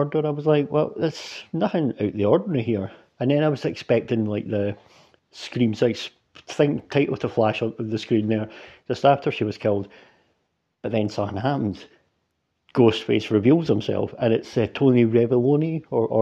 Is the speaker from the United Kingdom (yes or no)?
yes; Scotland, United Kingdom; I'm a Scottish dude